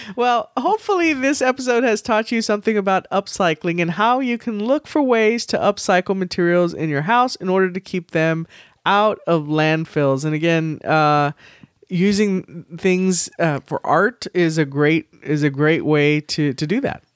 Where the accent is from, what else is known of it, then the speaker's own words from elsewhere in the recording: San Antonio, Texas, United States; I grew up in San Antonio